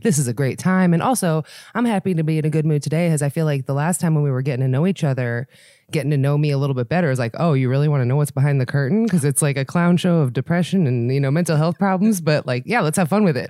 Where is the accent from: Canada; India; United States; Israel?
Israel; moved away; I was born in Israel